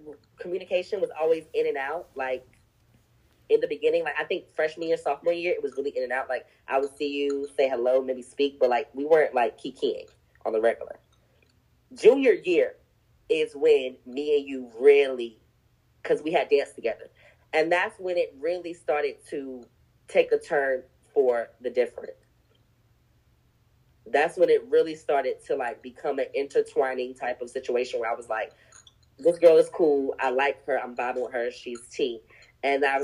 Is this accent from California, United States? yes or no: no; Greenville, North Carolina, United States; growing up in North Carolina, especially Greenville, small town